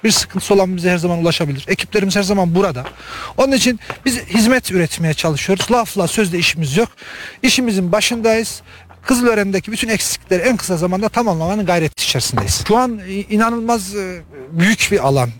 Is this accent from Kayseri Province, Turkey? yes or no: yes; İncesu, Kayseri Province, Turkey; now in Adana, Turkey; Buraya bazı işlerimizden dolayı geldik ve köyümüzü gördük, gurur duyuyoruz